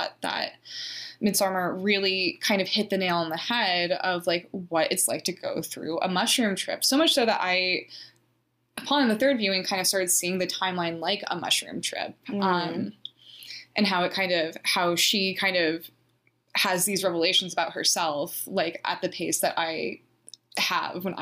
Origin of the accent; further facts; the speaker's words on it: Vermont, United States; I grew up in Vermont.